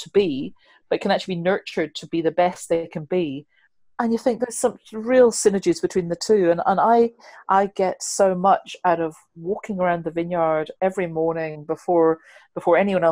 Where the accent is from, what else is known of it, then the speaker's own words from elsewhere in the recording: United Kingdom; I'm so British